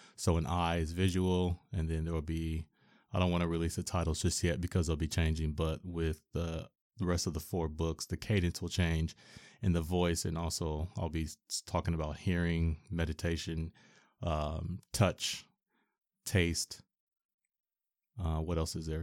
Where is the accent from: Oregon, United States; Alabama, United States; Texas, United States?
Oregon, United States; Portland; Born and raised in Portland, Oregon